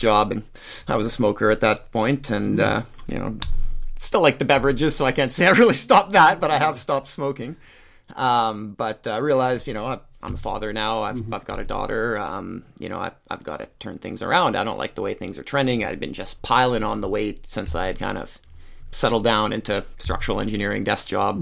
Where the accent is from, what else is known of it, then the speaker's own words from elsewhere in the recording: Surrey, British Columbia, Canada; now in Abbotsford, Canada; born and raised in Surrey